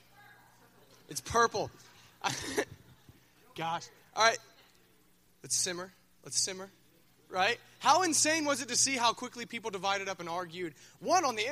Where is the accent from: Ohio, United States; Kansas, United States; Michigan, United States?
Ohio, United States; Minford; I'm from Minford